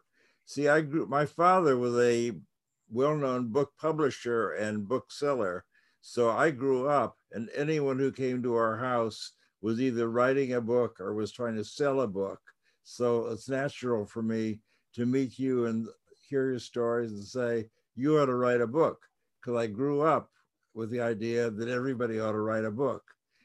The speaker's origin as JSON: {"language": "English", "region": "New York", "country": "United States", "tie": "born or raised there", "said": "So I grew up in New York, and I could go to the little magic shops and watch people do tricks."}